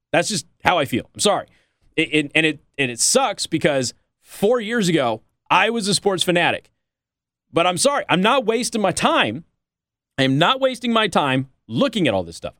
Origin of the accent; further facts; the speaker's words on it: Las Vegas, Nevada, United States; now in South Bend, United States; I'm from Vegas